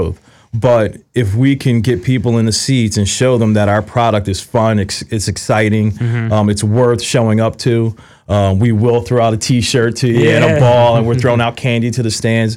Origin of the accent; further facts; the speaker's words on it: Philadelphia, Pennsylvania, United States; moved away; where I grew up in Philly